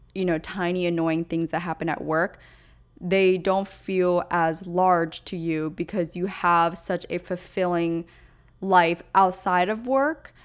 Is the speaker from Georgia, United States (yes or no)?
no; Pennsylvania, United States; moved away; where I grew up in Pennsylvania is just so utterly different than where I live now